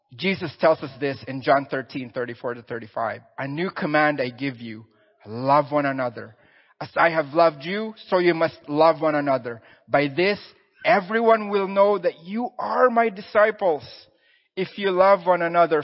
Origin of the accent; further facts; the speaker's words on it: Philippines; moved away; I'm Filipino, born and raised there.